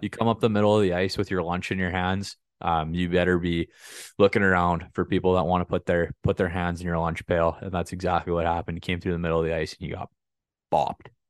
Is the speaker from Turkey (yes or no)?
no; Saskatchewan, Canada; I'm from, I'm from Saskatchewan